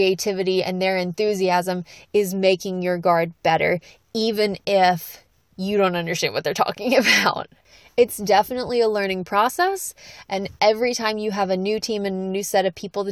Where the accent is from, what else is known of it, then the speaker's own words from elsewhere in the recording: the South, United States; I'm from the South